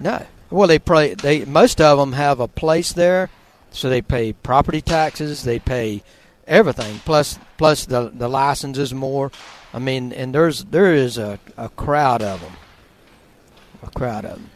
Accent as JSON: {"language": "English", "area": "Shady Oaks Fish Camp", "region": "Florida", "country": "United States", "tie": "born or raised there", "said": "I grew up down at Shady Oaks Fish Camp."}